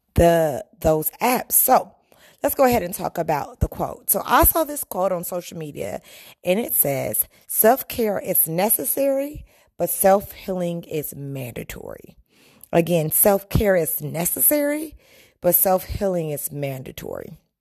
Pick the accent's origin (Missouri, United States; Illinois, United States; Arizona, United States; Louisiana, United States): Illinois, United States; Chicago; I'm a Chicagoan in the United States